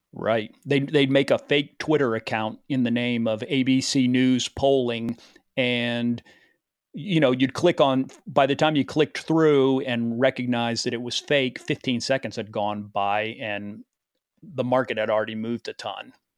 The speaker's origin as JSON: {"language": "English", "town": "Chapel Hill", "region": "North Carolina", "country": "United States", "tie": "born or raised there", "also_born_or_lived": "New York", "moved": "yes", "said": "growing up in Chapel Hill, it's not a city of industry"}